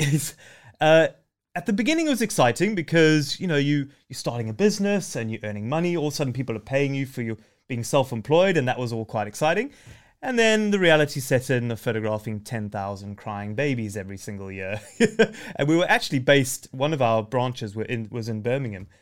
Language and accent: English; Zimbabwe; moved away; I was born in Zimbabwe, uh, it, to a game ranger dad who used to live in the bush